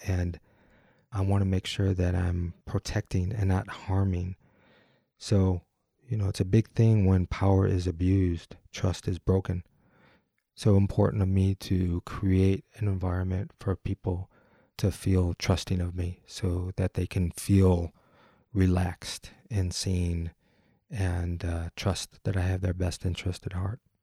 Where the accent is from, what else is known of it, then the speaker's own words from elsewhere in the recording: Detroit, Michigan, United States; I'm from Detroit